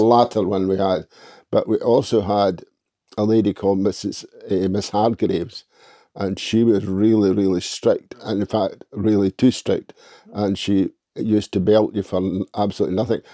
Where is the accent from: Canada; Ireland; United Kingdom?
United Kingdom; Fanmore, Torloisk, Isle of Mull, Scotland; moved away; also born or lived in Oban / Crieff / Perth; I was born at Fynmore, Toloisk